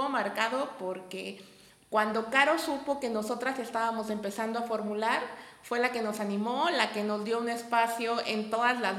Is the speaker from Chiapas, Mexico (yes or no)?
yes; Chiapas, Mexico; somos de Chiapas y empezamos a emprender desde Chiapas